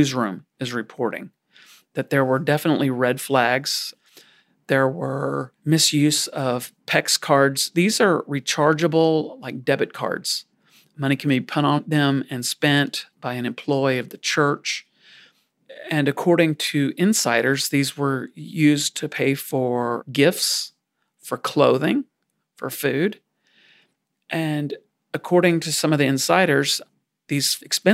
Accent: South Louisiana, United States; I grew up in South Louisiana

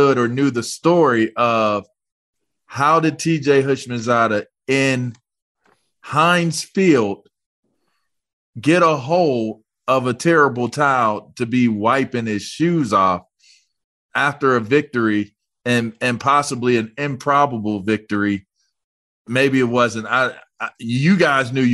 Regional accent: Pittsburgh, Pennsylvania, United States; I'm from Pittsburgh

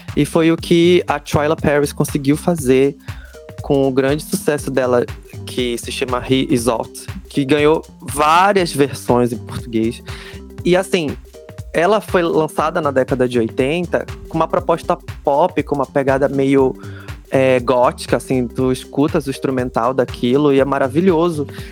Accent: Pará, Brazil; o único paraense no meio de três mineiros

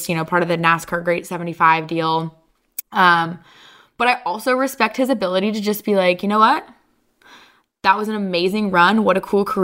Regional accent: Idaho, United States; growing up in Idaho

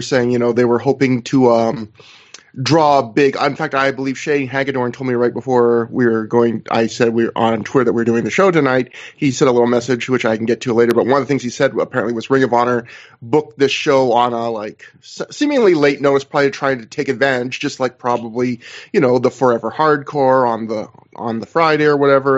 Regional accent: Canada; As a Canadian

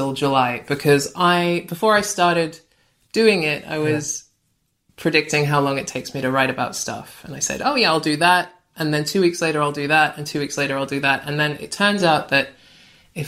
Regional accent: Australia; moved away as an adult; also born or lived in Brighton; now in London, United Kingdom; I grew up in Australia

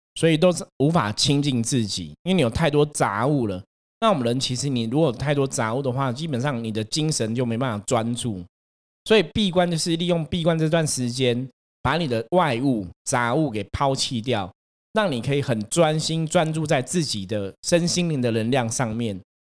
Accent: Taipei, Taiwan; 我自己是台北人嘛， 我会在台北出生， 不在南部出生， 相对来讲， 台北是我生命开始的地方

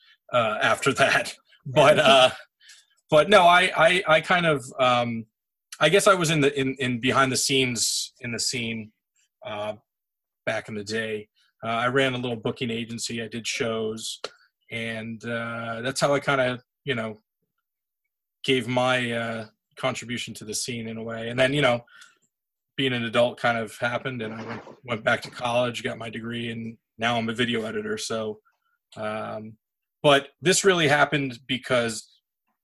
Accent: South Orange, New Jersey, United States; I'm from South Jersey, or I'm sorry, South Orange, New Jersey, which is like northern

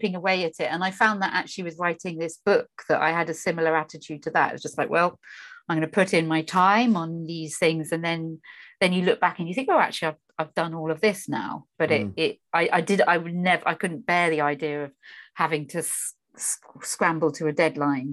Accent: Norfolk, East of England, United Kingdom; I grew up in Norfolk

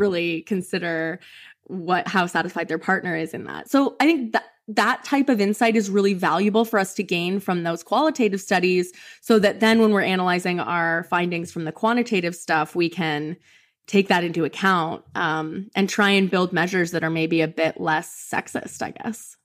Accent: Canada; moved away as an adult; now in Kentucky, United States; I'm from Canada

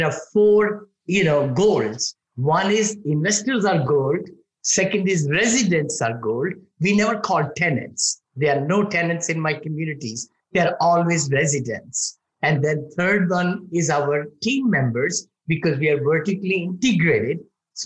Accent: India; moved away as an adult; now in United States; when I was growing up in India

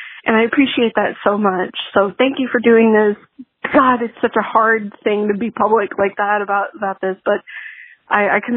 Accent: Texas, United States; I'm from Texas

